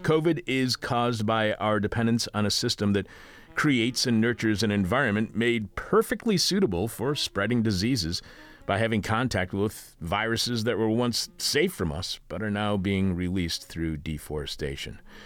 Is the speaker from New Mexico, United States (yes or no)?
no; Eastpointe, Michigan, United States; now in Chicago, United States; where I grew up in East Detroit